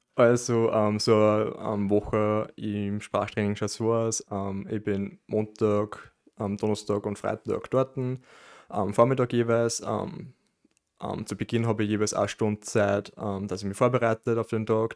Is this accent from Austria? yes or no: yes; Amstetten, Lower Austria, Austria; now in Linz, Austria